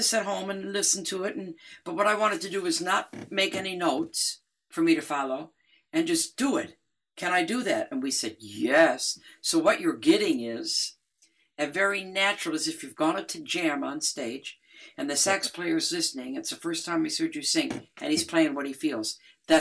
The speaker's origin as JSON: {"language": "English", "town": "Detroit", "region": "Michigan", "country": "United States", "tie": "born or raised there", "said": "I grew up in Detroit"}